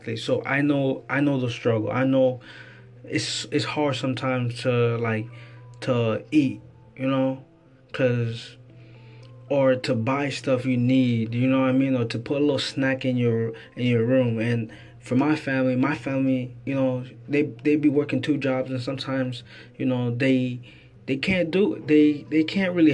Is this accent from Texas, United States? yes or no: no; Florida, United States; I'm from Florida. I stay here in Lakeland